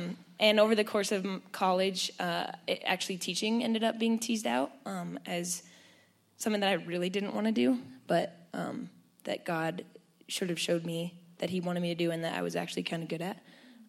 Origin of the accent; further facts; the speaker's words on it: Denver, Colorado, United States; also born or lived in Mexico; I grew up in Denver, became a Christian. I was a kid, but really learned what having a relationship with God looked like more in high school and mostly in college.